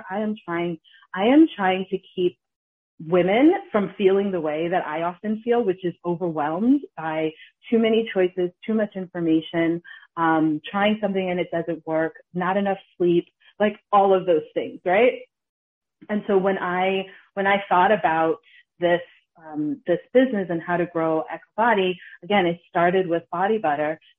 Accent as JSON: {"language": "English", "country": "Ghana", "said": "We're we're Ghanaian, we're we're from Kings"}